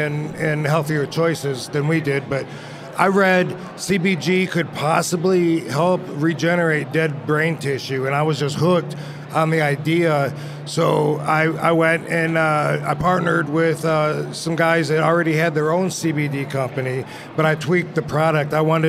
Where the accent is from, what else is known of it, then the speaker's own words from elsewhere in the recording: Michigan, United States; In Michigan.